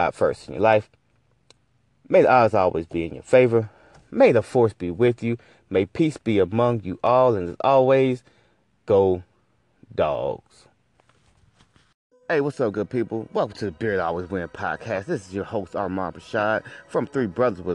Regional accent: Valdosta, Georgia, United States; as a kid growing up in Valdosta, listen, I went to Lowndes High School

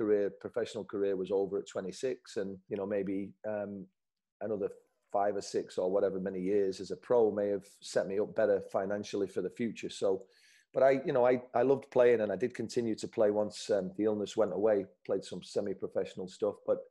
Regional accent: Salford, North West England, United Kingdom; I'm from Salford, so you can't be a yuppie if you're from Salford.

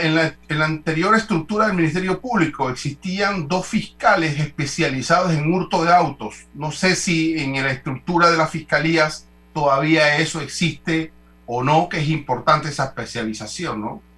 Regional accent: Panama; como panameños

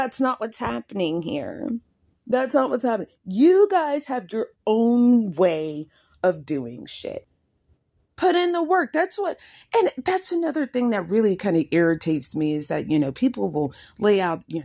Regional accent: United States; we as African Americans

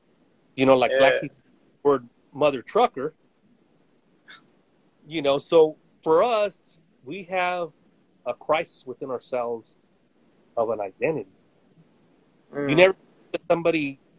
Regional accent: United States; also born or lived in Central Valley, California; I was born in the United States, and my dad was born in Mexico, and mom was from Texas, but we were fruit pickers in the 70s

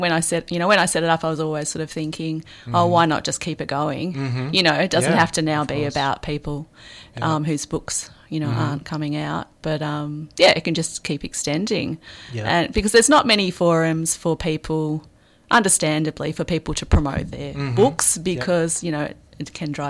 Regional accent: Melbourne, Victoria, Australia; also born or lived in Sydney, Australia; I mean, I come from Melbourne originally. I've moved around a lot, but I was 12 years in Sydney before I came here

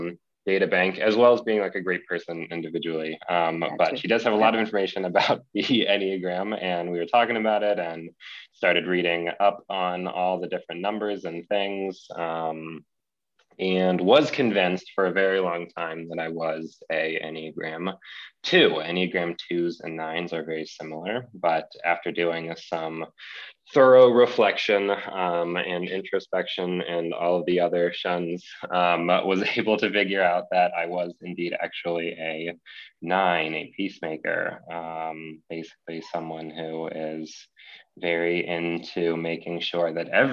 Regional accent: Columbus, Ohio, United States; I am from Columbus, Ohio, right here in the Midwest.

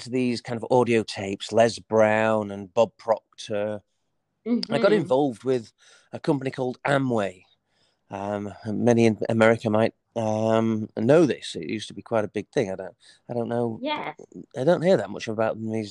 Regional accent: Leeds, Yorkshire and the Humber, United Kingdom; I was born in the United Kingdom, in a place called Leeds. I grew up

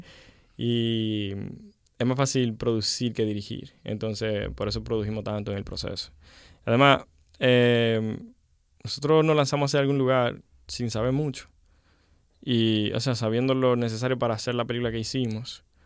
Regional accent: Santiago de los Caballeros, Santiago, Dominican Republic; accent: Dominican; Realmente nací en el Rincón Largo. Y eh, y me crié como hasta los 12 en el Rincón Largo y luego eh, nos mudamos a Gurabo

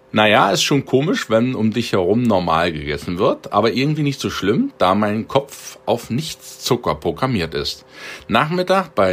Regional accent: Halle, Saxony-Anhalt, Germany; born there; Und Sohl, Eier und Schlagwurst in meiner Geburtsstadt, das ist Halle Saale, bei den Haloren.

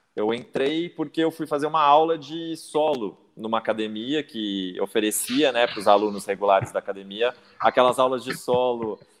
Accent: São Paulo, Brazil; moved away as an adult; now in Minas Gerais, Brazil; Eu mudei para Minas há 11 anos, né? Eu sou de São Paulo, capital

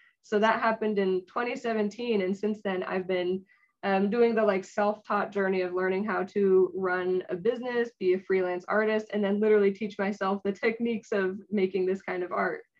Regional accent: San Jose, California, United States; I was from San Jose. So I got to stay at home with my parents

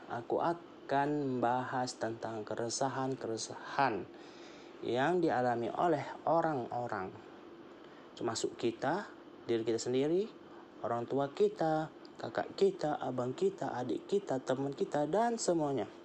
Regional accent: North Sumatra, Indonesia; Aku berumur 20 tahun lebih Dan aku berasal dari Sumatera Utara

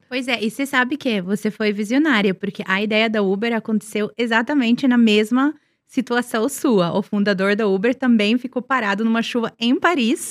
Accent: Serbia; Portuguese is a second language; also born or lived in Milan, Italy / London, United Kingdom; now in Brazil; eu cresci na Sérvia, eu cresci, né, nos anos 80, anos 90

